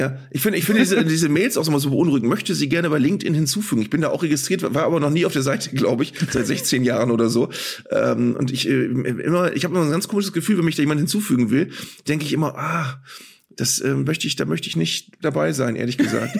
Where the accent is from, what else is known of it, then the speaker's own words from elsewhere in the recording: Northern Germany, Germany; als Norddeutscher